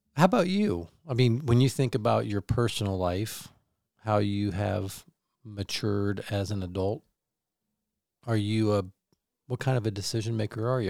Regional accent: Kansas City, United States; moved away as an adult; now in Michigan, United States; I grew up in Kansas City

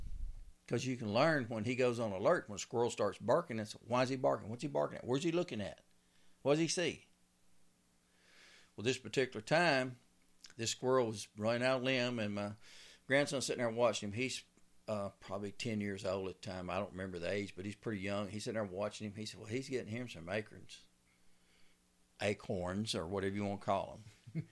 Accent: Louisiana, United States; now in Texas, United States; Because when I come from Louisiana, there was no, you didn't pay to hunt on a lease.

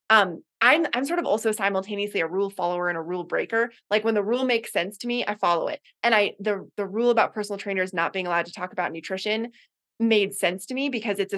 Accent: Boulder, Colorado, United States; also born or lived in Gambier, Ohio / Puget Sound, Washington; now in Colorado Springs, United States; i'm from boulder colorado originally

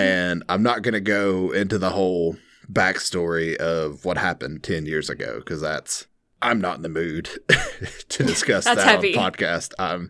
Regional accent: Tennessee, United States; Well, I feel like I grew up in Bradley County. There's a high school here called Bradley High School, which I didn't go to, by the way.

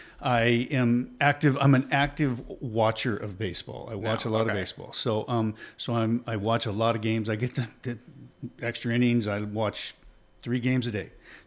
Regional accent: Oregon, United States; I grew up in Oregon, in Southern Oregon. And we had some really good baseball teams. It was a very athletic area.

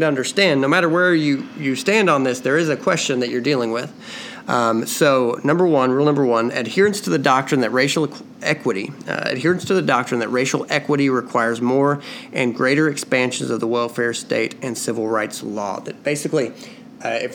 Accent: United States; as an American

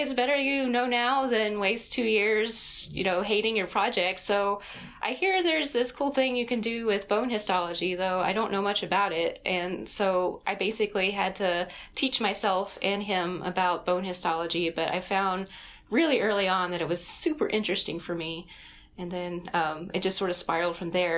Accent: Greensboro, North Carolina, United States; Greensboro, North Carolina

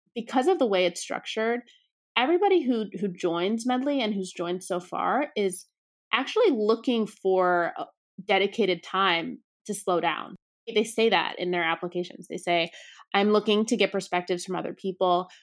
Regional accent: suburbs outside New York City, United States; also born or lived in Brooklyn, New York; I grew up outside of New York City in the suburbs

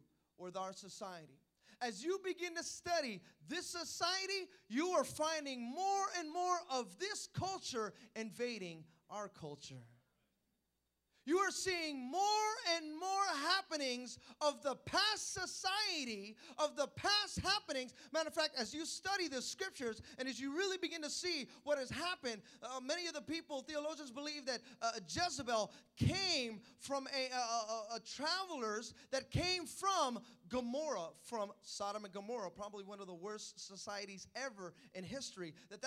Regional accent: Hayward, California, United States; where are you from? I go, Hayward

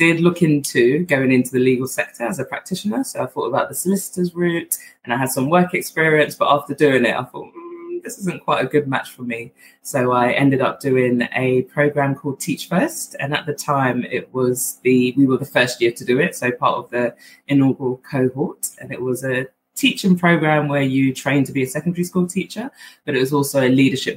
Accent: London, United Kingdom; accent: Southeast London twang; also born or lived in Accra, Ghana; I grew up in Southeast London and I went to secondary school in Southeast London

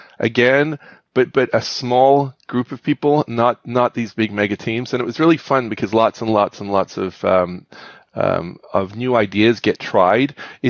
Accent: United Kingdom; moved away; I grew up in the United Kingdom

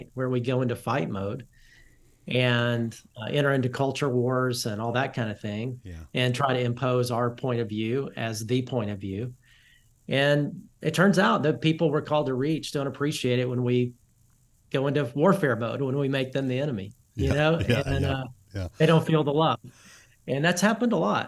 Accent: Alabama, United States; now in Dallas, United States; I'm from the South, I'm from Alabama, and I live in Dallas, pastor in Dallas

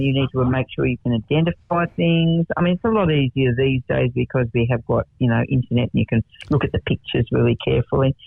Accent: Denman, New South Wales, Australia; now in Martindale, Australia; born in the area, born in Denman

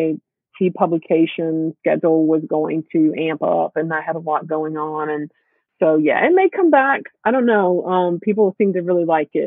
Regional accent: South Georgia, United States; moved away; I grew up in South Georgia.

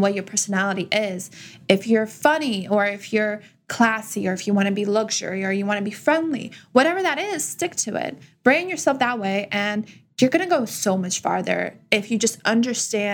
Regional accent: Russia; now in United States; I come from Russia. So our culture is just peacocking all day, every day for women.

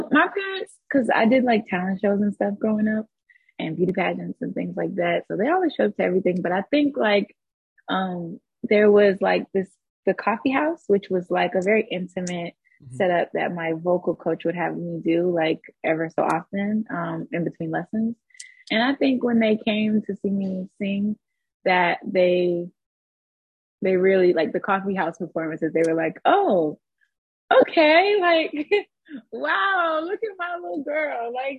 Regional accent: Atlanta, Georgia, United States; also born or lived in Texas / Warner Robins; I was born in Texas. I lived there till I was like six. And then I lived in a small city called Warner Robins. Air Force. It's an Air Force base. So then after I lived there for some years, we moved to Atlanta, and I was basically kind of, I would say, raised in Atlanta as well.

